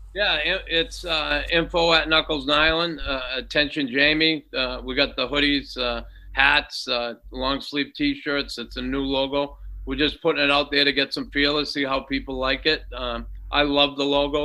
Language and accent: English; Boston, Massachusetts, United States; moved away; me growing up in Boston